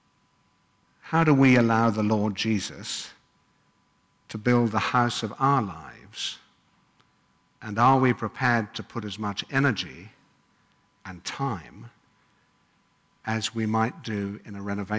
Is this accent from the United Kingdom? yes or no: yes; England, United Kingdom; moved away; as you can probably tell, I come from England.